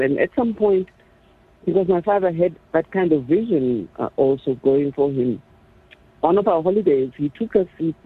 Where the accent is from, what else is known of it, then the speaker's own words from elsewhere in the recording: Soweto, Gauteng, South Africa; So I had all these powerful women growing up in Orlando, powerful women influencing me subconsciously.